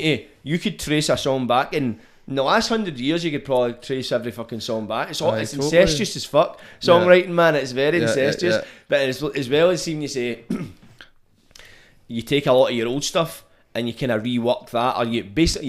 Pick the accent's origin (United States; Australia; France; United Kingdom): United Kingdom; Scotland; I don't know if that's an internal thing with being Scottish